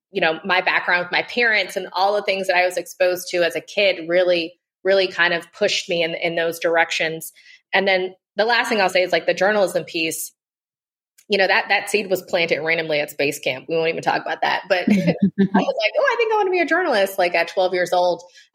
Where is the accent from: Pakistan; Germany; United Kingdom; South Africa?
South Africa; So I got to see democracy birthed in South Africa at like 10 years old and experience it really as a South African child because I was in school there